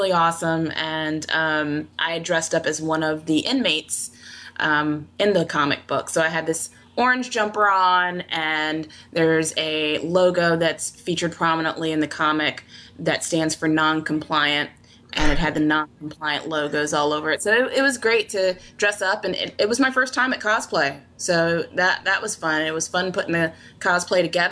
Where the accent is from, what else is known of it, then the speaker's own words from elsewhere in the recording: Virginia Beach, Virginia, United States; I'm from Virginia Beach, so I live near water